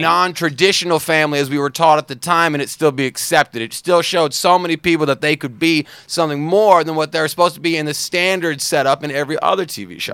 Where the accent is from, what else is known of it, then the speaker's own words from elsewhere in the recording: the South, United States; me growing up in the South